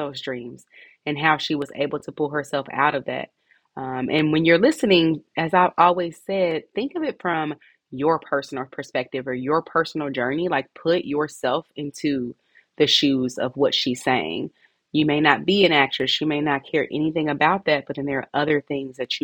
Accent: Indianapolis, Indiana, United States; right here in my hometown, Indianapolis

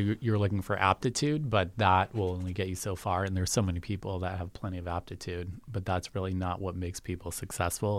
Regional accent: Yarmouth, Massachusetts, United States; also born or lived in Boston, Massachusetts; I grew up in Yarmouth

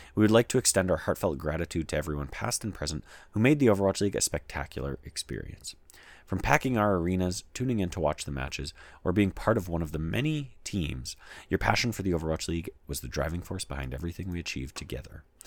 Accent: Canada; I'm Canadian and I live in Canada

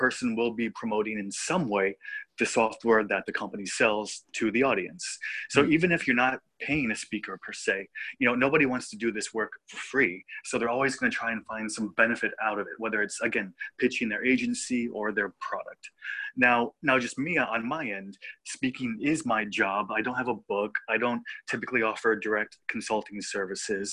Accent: United States; also born or lived in Israel; now in Tel Aviv, Israel; I was born and raised in America

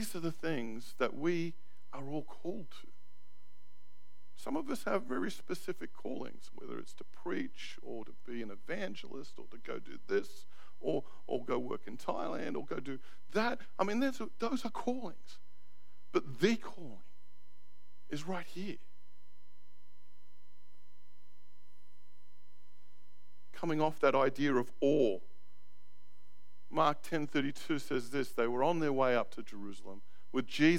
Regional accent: Australia; moved away as an adult; now in New Zealand; as an Aussie, the residency doesn't work because I've come in here after a certain time.

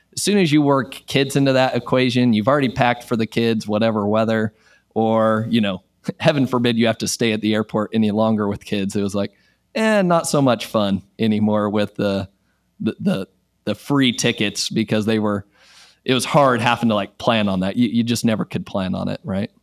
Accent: Utah, United States; moved away as an adult; now in Texas, United States; I am originally from Utah

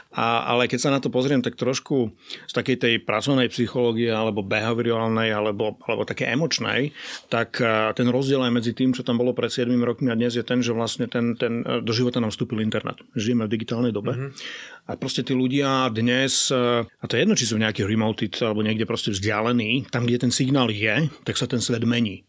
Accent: Košice, Košice Region, Slovakia; som z Košíc

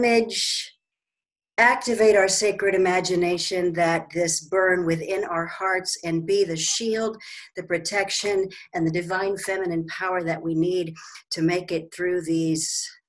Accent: Washington, United States; also born or lived in Seattle; now in Sarasota, United States; we're both from Washington originally

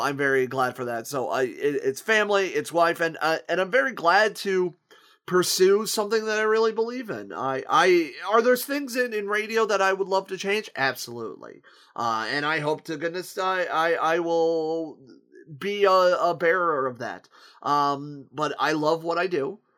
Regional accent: Akron, Ohio, United States; moved away as an adult; now in Toledo, United States; my hometown of Akron, Ohio, which, where I reside in in Toledo

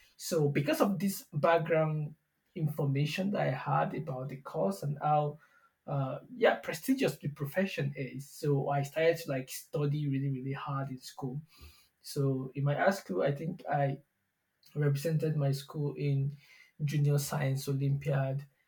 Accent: border town near Benin Republic, southwestern Nigeria, Nigeria; I'm from Nigeria uh, yeah, I, I was born in the south southwestern part of Nigeria. Yeah, I think that's a little bit close to uh, Benin Republic. I was actually born in a border town

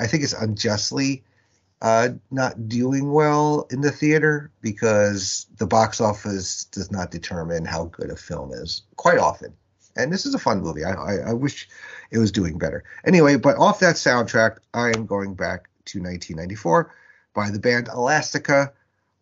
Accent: New York, United States; growing up in New York, ECW was on MSG

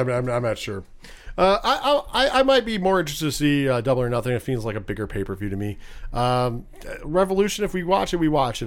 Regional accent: New York, United States; I'm from New York

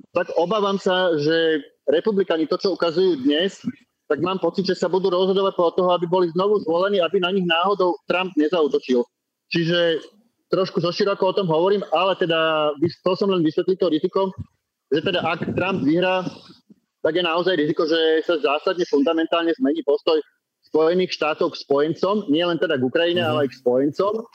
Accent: Slovakia; u nás v Československu

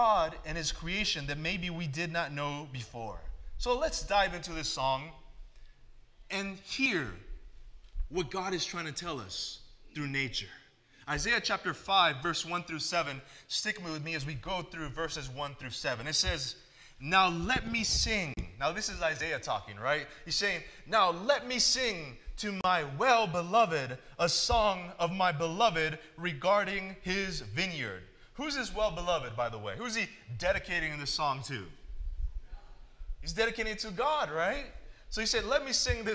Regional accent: California, United States; now in Michigan, United States; I grew up in California where the winters are awesome

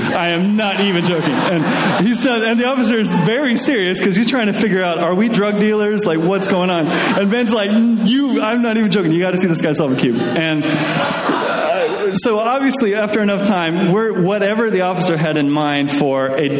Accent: Durham, North East England, United Kingdom; We're just going to the beach. We're from Durham.

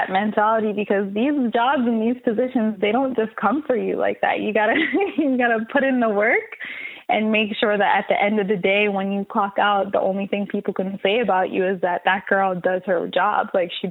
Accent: Jamaica; now in Canada; I was born in Jamaica, born and raised. And I'm talking like country where you don't have no cable TV. You don't have a lot of electricity to use when the night comes.

